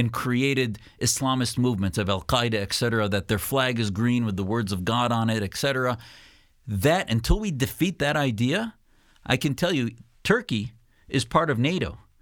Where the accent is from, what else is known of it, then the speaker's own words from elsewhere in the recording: United States; as a Muslim, as an American